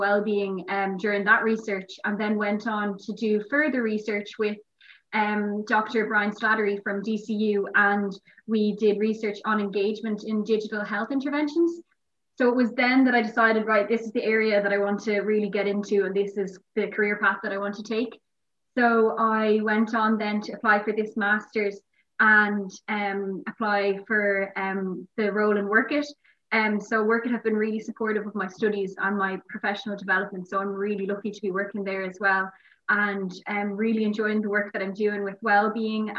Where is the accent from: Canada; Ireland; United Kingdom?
Ireland; Dunboyne, County Meath; moved away as an adult; now in Maastricht, Netherlands; I'm from Dunboyne in County Meath in Ireland. And I'm currently in Maastricht in the Netherlands